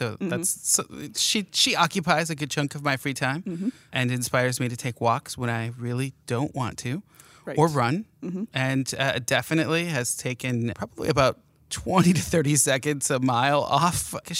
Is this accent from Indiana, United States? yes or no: no; Port Hope, Michigan, United States; also born or lived in Harbor Beach; So that's a segue to I'm from Huron County, the tip of the thumb. We are thumb buddies up there.